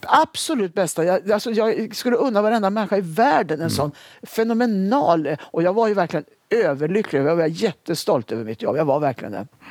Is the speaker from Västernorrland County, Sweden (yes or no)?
yes; Sundsvall, Västernorrland County, Sweden; moved away as an adult; now in Stockholm, Sweden; Jag hade flyttat ner till Stockholm från Sundsvall där jag hade, gått, eh, jag hade bott under uppväxten